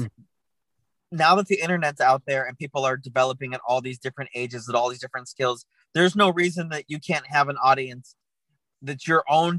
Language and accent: English; Tucson, Arizona, United States; moved away as an adult; now in Los Angeles, United States; I'm from Tucson, Arizona